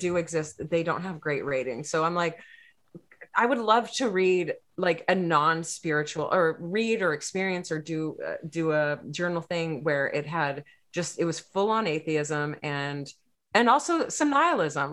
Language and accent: English; Texas, United States; I'm from Texas